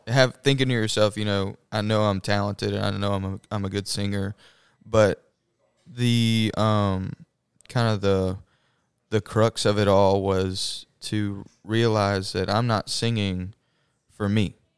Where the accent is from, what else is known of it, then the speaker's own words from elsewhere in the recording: Madison, Mississippi, United States; I'm from Madison, Mississippi